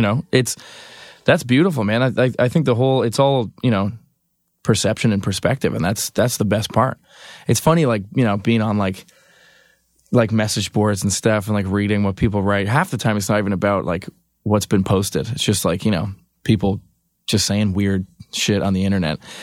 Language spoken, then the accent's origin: English; Canada; I'm from Canada